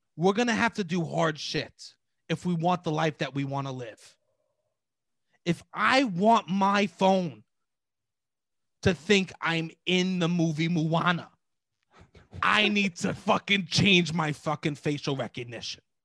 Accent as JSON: {"language": "English", "town": "New York City", "region": "New York", "country": "United States"}